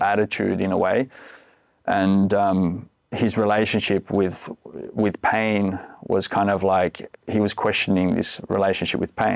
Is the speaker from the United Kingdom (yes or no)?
no; Australia; moved away as an adult; now in Finland; I'm from Australia originally, been living here in Finland for fifteen years